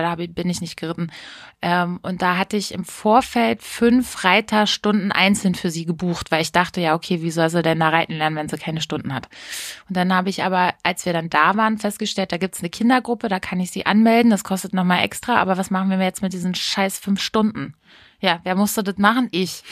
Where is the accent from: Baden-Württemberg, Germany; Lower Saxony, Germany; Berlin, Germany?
Lower Saxony, Germany; Hameln; also born or lived in Hanau; ich bin ja in, zwar in Hanau geboren, aber aufgewachsen bin ich in Hameln